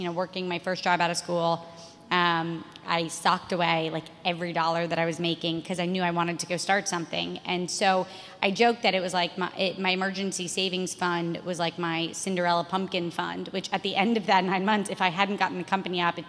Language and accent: English; Florida, United States; moved away as an adult; I grew up in Florida